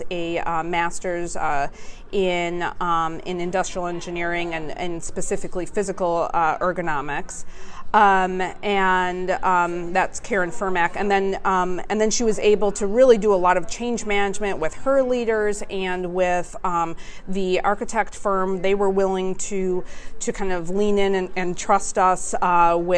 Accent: Milwaukee, Wisconsin, United States; also born or lived in Clemson, South Carolina; I'm from the Milwaukee area

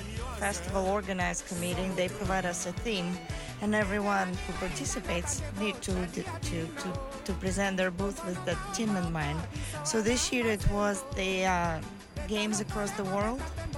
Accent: Russia; now in United States; I'm from Russia, Russian Federation to be precise, because that's the right way to call the country. Came here 21 years ago.

